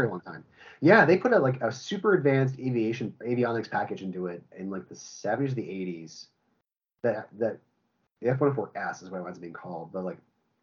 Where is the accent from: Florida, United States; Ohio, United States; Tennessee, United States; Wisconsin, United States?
Ohio, United States; I grew up I grew up in Ohio